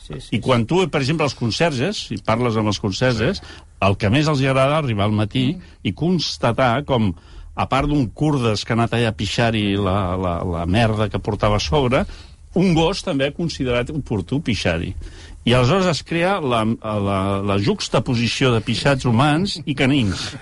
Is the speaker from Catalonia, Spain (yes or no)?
yes; Barcelona, Catalonia, Spain; com a barcelonins